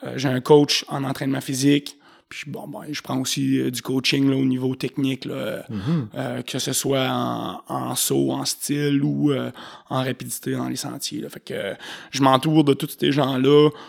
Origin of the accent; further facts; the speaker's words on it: Saint-Raymond, Quebec, Canada; je viens de Saint-Ramon